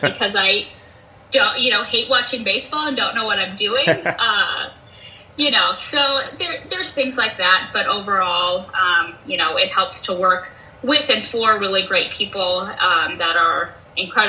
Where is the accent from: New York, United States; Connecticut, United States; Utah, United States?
Utah, United States; moved away as an adult; now in Des Moines, United States; I'm originally from Utah